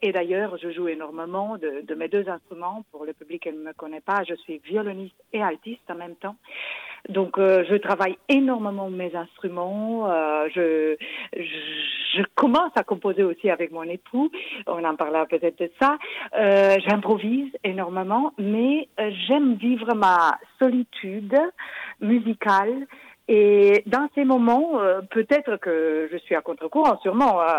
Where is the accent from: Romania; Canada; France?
Romania; moved away; mon pays d'origine, qui est la Roumanie